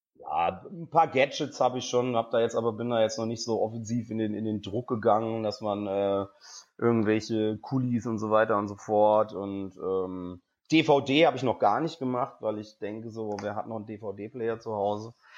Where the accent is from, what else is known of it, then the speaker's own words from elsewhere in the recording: Geisenheim, Hesse, Germany; moved away; also born or lived in Cologne; Ich bin eigentlich Hesse, also ich komme eigentlich aus dem Rheingau. Bei mir in Geisenheim